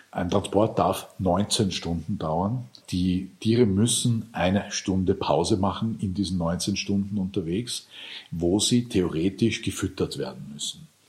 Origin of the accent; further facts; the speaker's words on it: Lower Austria, Austria; moved away; Ich bin viel auch am Land aufgewachsen in Niederösterreich